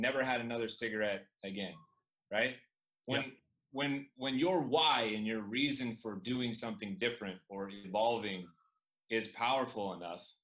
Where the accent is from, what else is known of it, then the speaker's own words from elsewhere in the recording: Chico, California, United States; I grew up in Chico, California, the home of Sierra Nevada beer, microbrew